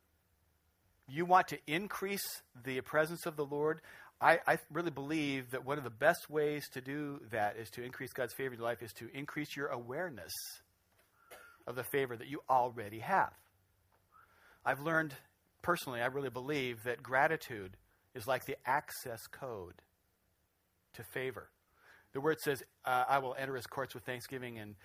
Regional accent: Spokane, Washington, United States; moved away; I grew up in Spokane

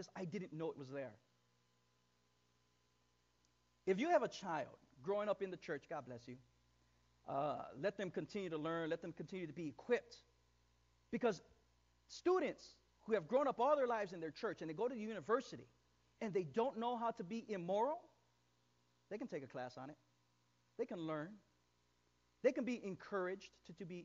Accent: East Chicago, Indiana, United States; my hometown. I'm from East Chicago

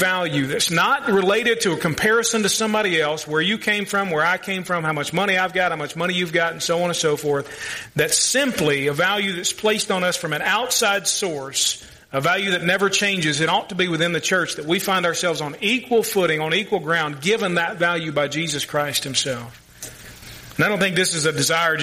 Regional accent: Louisville, Kentucky, United States; I grew up in the south end of Louisville with all the rednecks

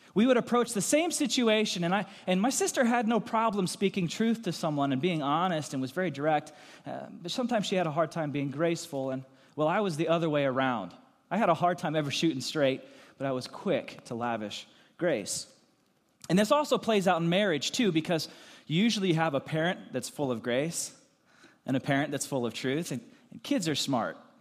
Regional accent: Lancaster County, Pennsylvania, United States; moved away; also born or lived in Goshen, Indiana; I grew up in Lancaster County, Pennsylvania

